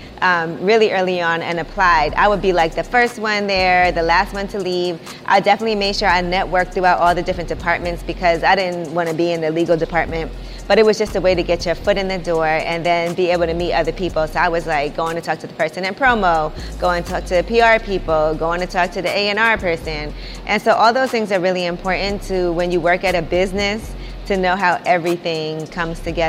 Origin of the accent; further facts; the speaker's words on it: New York City, New York, United States; growing up in Brooklyn